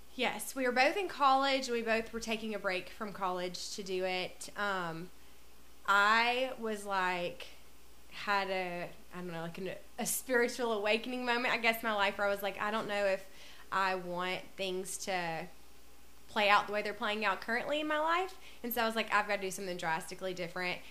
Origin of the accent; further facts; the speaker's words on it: North Alabama, United States; moved away as an adult; also born or lived in China / Tennessee; now in Columbia, Tennessee, United States; I'm from North Alabama, but I moved to Columbia, I guess, in 2015, 2016